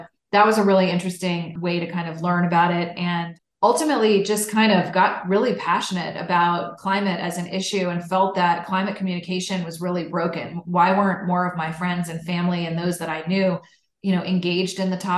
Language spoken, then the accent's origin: English; Washington, United States; I grew up outside Washington, D.C.